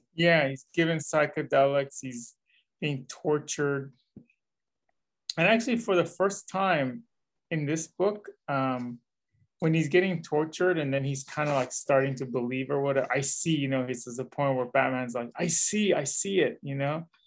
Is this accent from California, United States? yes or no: yes; the Bay Area, California, United States; I'm from the Bay Area